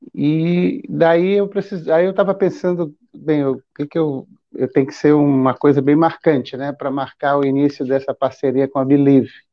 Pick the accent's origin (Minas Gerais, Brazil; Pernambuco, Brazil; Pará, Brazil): Pará, Brazil; Belém; also born or lived in São Paulo; now in Maranhão, Brazil; Eu sou de Belém, e. Mas eu sou maranhense